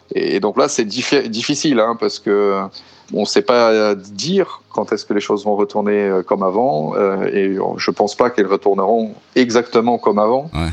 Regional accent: São Paulo, Brazil; moved away as an adult; also born or lived in France; now in Italy; je suis originaire de São Paulo. ça fait déjà huit ans que j'habite en Europe

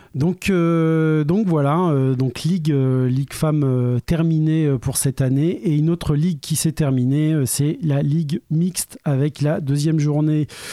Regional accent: Orléans, Centre-Val de Loire, France; on est des Orléanais

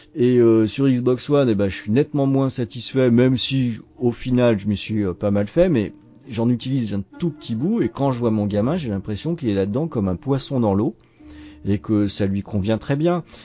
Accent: Brittany, France; en Bretagne, hein, dans ma région d'origine

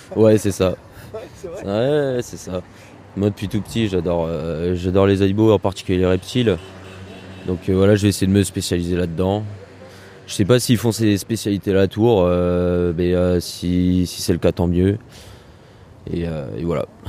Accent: near Orléans, Centre-Val de Loire, France; moved away as an adult; now in Tours, France; moi, je suis originaire euh, du Loiret, donc à côté d'Orléans, en campagne

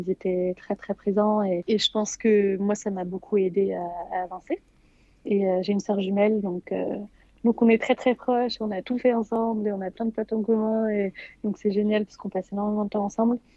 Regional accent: England, United Kingdom; je, suis déjà franco-britannique, donc je parle, enfin, je suis anglaise, euh, donc je parle couramment l'anglais, mais je parle aussi italien et, espagnol.

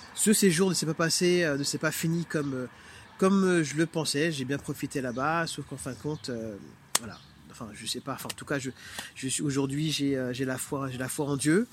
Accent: Martinique; now in Île-de-France, France; je suis originaire de la Martinique.

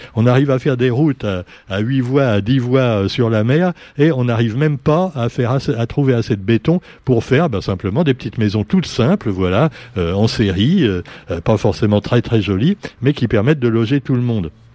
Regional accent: Réunion; nous sommes des Français avant d'être des Réunionnais

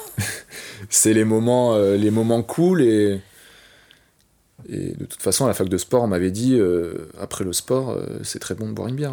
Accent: Paris, Île-de-France, France; je suis un vrai Parisien

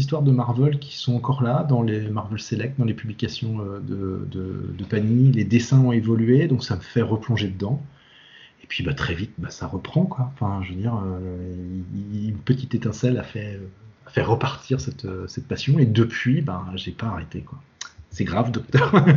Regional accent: Brittany, France; moi je suis breton

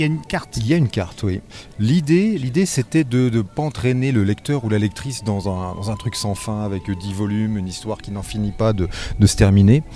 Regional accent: Nancy, Grand Est, France; je suis de Nancy

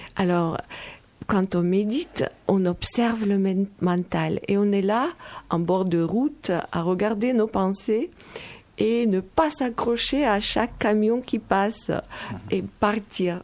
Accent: Moldova; now in France; je viens de Moldavie, alors ma, mentalité est moldave

